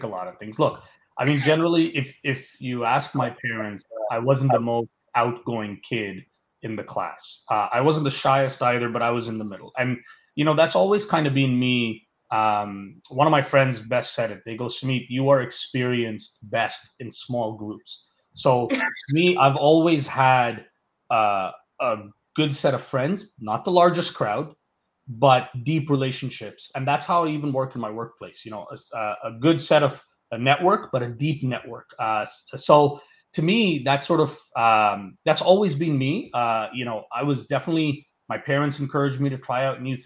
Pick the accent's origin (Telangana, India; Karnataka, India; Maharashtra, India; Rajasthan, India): Maharashtra, India; Mumbai; moved away; I was born in Bombay, India. Or Mumbai now, as it's called